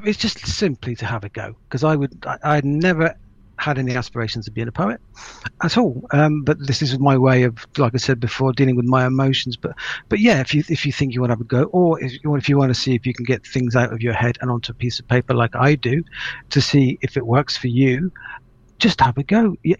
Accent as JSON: {"language": "English", "country": "Ireland", "said": "Apologies there, I am Irish."}